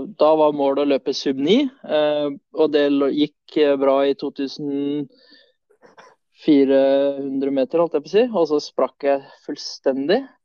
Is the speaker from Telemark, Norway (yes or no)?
yes; Notodden, Telemark, Norway; also born or lived in Sweden; Jeg sier svensk-norsk fordi jeg er født i Sverige, så, men jeg har bodd eh, de fleste åra av mine liv her på Notodden.